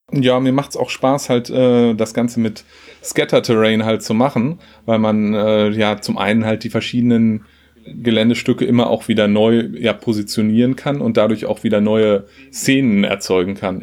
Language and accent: German; Lüdinghausen, North Rhine-Westphalia, Germany; also born or lived in Hannover / Hamburg; ich komme aus Lüdinghausen äh, im schönen Münsterland zwischen Dortmund und Münster, habe aber auch in Hannover gewohnt